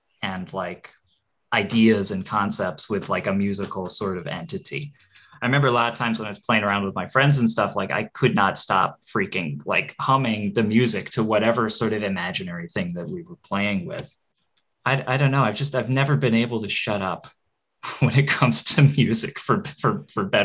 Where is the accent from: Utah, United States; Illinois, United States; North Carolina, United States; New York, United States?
New York, United States; Rochester; now in Eugene, United States; I grew up in Rochester, New York.